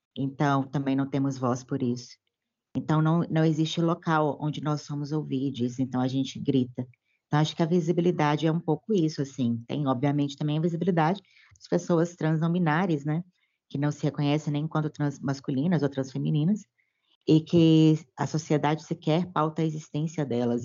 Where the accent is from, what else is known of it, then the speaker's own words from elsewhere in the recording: Belo Horizonte, Minas Gerais, Brazil; sou de Belo Horizonte, Minas Gerais